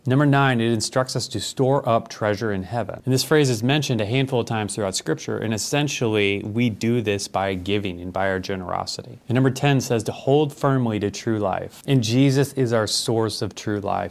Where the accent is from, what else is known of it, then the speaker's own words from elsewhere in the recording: United States; those of us who are Christians in America